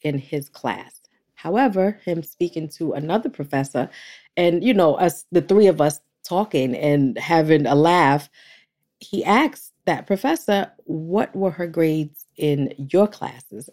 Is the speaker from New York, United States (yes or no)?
yes; New York, United States; I'm from New York